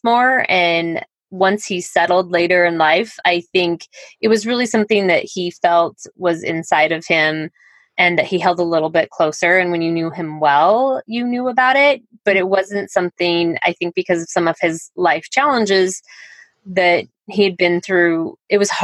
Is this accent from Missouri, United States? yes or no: no; Colorado, United States; moved away as an adult; also born or lived in Highlands Ranch, Colorado; now in Iowa, United States; I'm from Colorado originally.